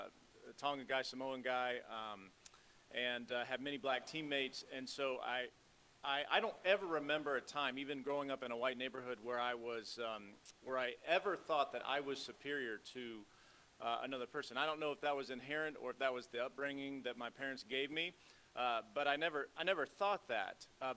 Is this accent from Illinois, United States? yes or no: yes; Chicago, Illinois, United States; born there; Briefly about me, I was born in Chicago, but kind of bounced around the Midwest. So I grew up in a primarily white neighborhood.